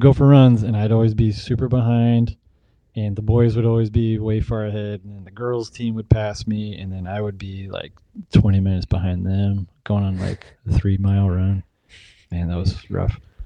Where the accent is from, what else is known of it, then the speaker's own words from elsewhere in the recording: Provo, Utah, United States; moved away as an adult; also born or lived in Texas; now in Eugene, United States; I grew up in Provo, Utah. I was born and raised there.